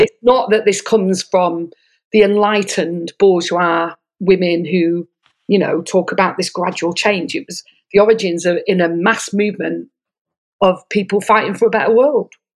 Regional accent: Manchester, North West England, United Kingdom; moved away as an adult; now in Sydney, Australia; I grew up in Manchester

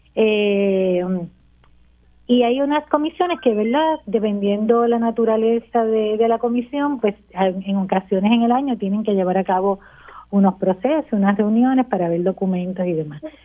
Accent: Las Marías, Puerto Rico; moved away as an adult; yo soy natural de Las Marías, vamos a empezar por ahí. y estuve unos años fuera de Las Marías, me regresé ya hace

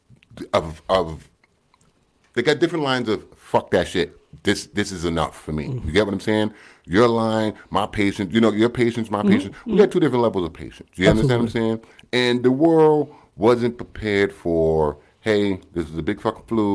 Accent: United States; I'm American.

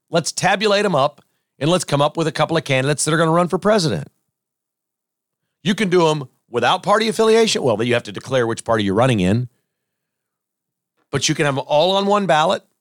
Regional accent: South Carolina, United States; in a few weeks, we're going to be in South Carolina, and that's my home state.

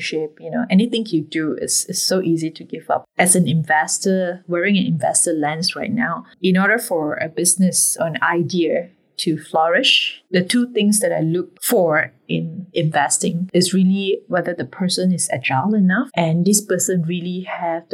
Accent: Penang, Malaysia; moved away as an adult; now in Singapore; I'm a Malaysian girl

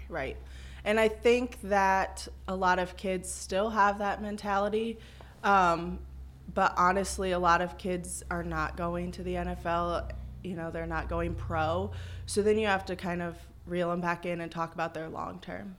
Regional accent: Galva, Illinois, United States; I'm local. I'm from Galva, so grew up there

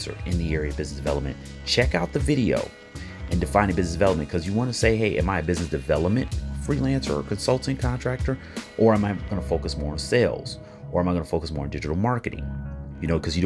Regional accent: Chicago, Illinois, United States; right here in my hometown, Chicago, Illinois

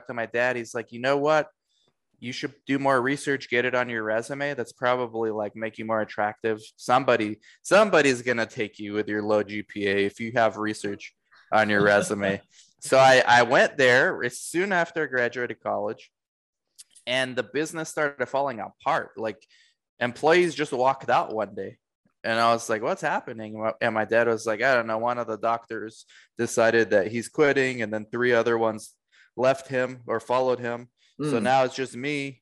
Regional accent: United States; also born or lived in Romania / Orange County, California; now in Arizona, United States; We moved to the States when I was 2. So I grew up in the States

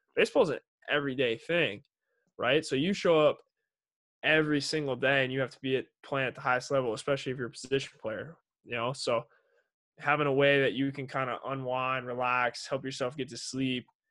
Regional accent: Kansas City, Missouri, United States; I'm from Kansas City

